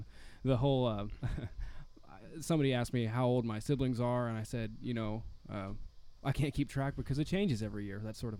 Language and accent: English; Eastern Ohio, United States; I'm actually from Ohio.